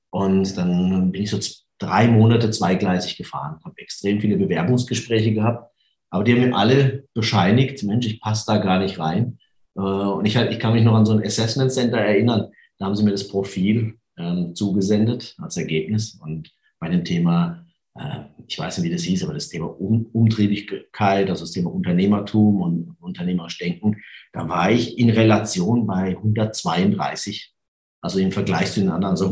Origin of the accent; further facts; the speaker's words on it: Karlsruhe, Baden-Württemberg, Germany; Ich komme aus Karlsruhe, das kann man noch sagen?